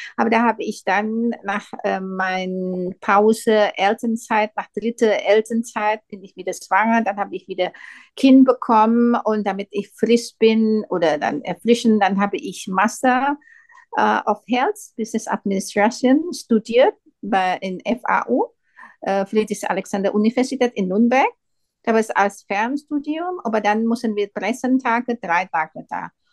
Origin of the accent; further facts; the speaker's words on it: Indonesia; German is a second language; moved away as an adult; now in Germany; in meinem Heimatland